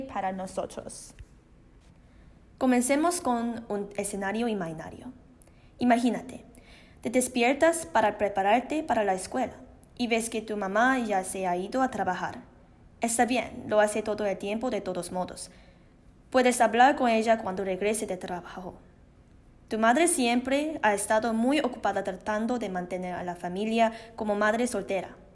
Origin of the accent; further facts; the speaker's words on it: Canada; soy una canadiense china de primera generación